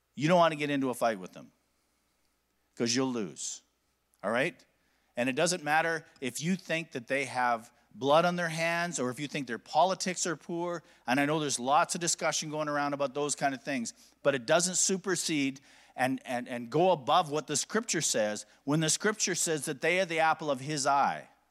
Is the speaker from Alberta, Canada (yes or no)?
yes; Alberta, Canada; I'm from Alberta.